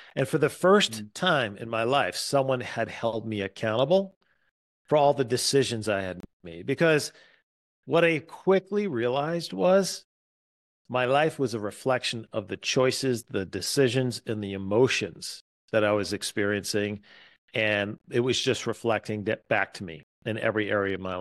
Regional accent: East Coast, United States; moved away as an adult; also born or lived in Atlanta; now in Wisconsin, United States; I was born and raised on the East Coast

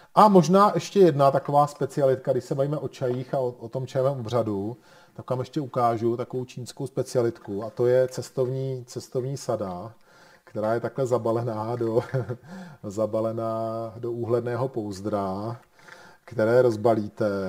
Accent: Bohemia, Czechia; u nás v Čechách

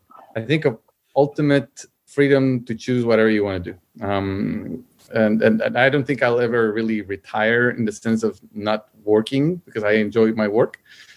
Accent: Guatemala; now in Austin, United States; I am originally from Guatemala, born and raised there. I currently live in the U.S. in Austin, Texas, although I still have part of my business in Guatemala

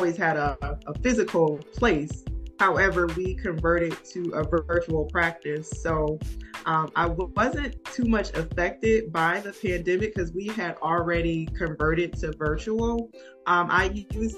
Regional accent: New Haven, Connecticut, United States; moved away as an adult; now in Atlanta, United States; I'm originally from New Haven, Connecticut.

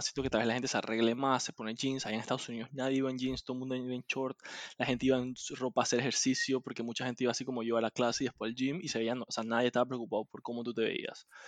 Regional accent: Panama; also born or lived in United States; uno no está acostumbrado como panameño

